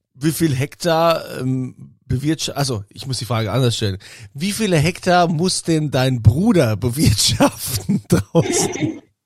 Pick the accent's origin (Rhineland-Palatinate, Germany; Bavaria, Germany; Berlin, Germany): Rhineland-Palatinate, Germany; ich als Pfälzer